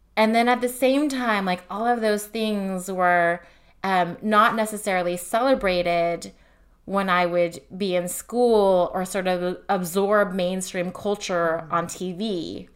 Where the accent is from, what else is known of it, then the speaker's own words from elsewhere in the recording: Fremont, California, United States; I grew up in Fremont, California